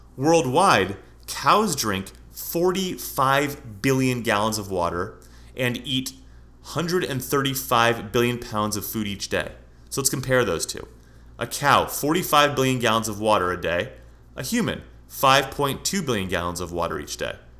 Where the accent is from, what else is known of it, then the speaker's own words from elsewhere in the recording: San Francisco, California, United States; now in Scottsdale, United States; I'm from California, and I've driven, I'm from San Francisco